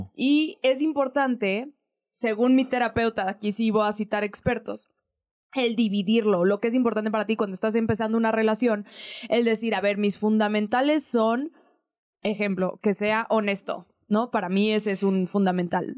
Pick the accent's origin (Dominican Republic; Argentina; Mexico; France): Mexico; Aguascalientes; now in Mexico City, Mexico; la gente sabe que soy de Aguascalientes, bueno, que crecí en Aguascalientes